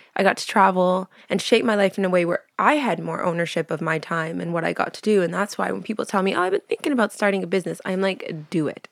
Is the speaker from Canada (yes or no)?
yes; Vancouver, British Columbia, Canada; born or raised there; moved away as an adult; also born or lived in Montreal; now in London, United Kingdom